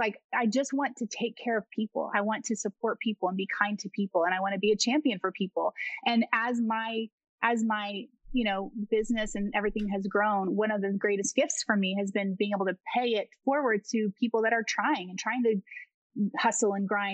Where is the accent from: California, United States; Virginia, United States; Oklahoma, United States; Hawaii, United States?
Oklahoma, United States; I was born and raised in Oklahoma